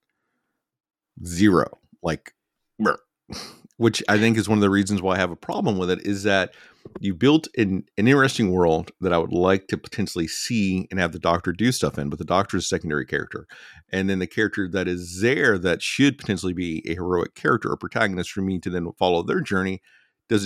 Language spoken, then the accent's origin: English; United States; I'm an American